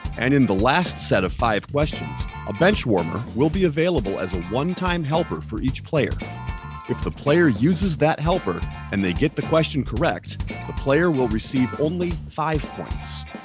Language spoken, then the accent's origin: English; Pittsburgh, Pennsylvania, United States; I'm from Pittsburgh